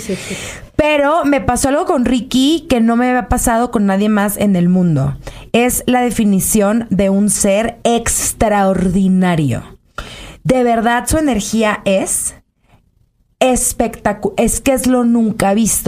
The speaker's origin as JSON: {"language": "Spanish", "town": "Culiacán", "region": "Sinaloa", "country": "Mexico", "said": "Soy de Culiacán"}